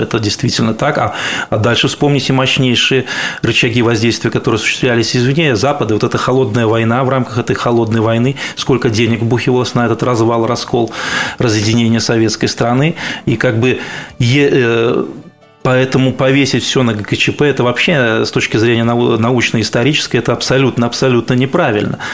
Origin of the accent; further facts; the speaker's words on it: Belarus; белорус однозначно